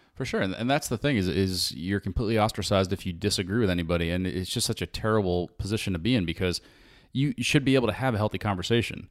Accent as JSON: {"language": "English", "country": "United States", "said": "being an American"}